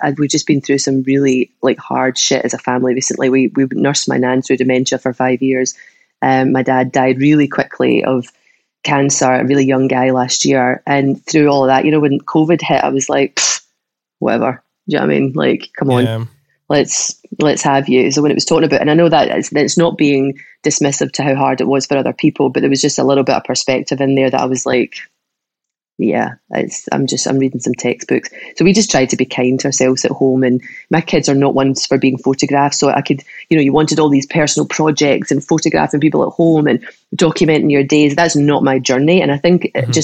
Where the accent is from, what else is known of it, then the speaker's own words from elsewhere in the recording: Troon, Scotland, United Kingdom; moved away; also born or lived in Australia; when I moved back to Troon from Australia